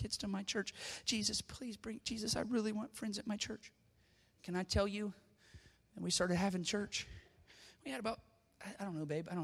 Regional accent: Zanesville, Ohio, United States; born or raised there; moved away as an adult; now in Pickerington, United States

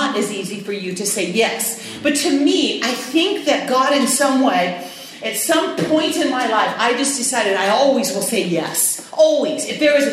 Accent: United States; I'm from Washington

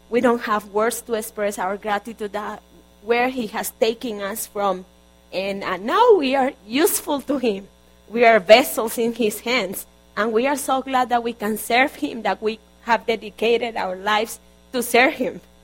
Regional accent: Barranquilla, Atlántico, Colombia; moved away; I'm from Colombia. Originally, I was born in Barranquilla, Colombia

